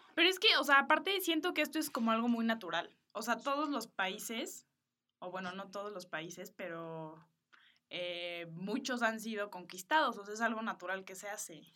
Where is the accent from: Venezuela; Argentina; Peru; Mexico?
Mexico; Yo nací en México, mi mamá es boliviana y mi papá es de Estados Unidos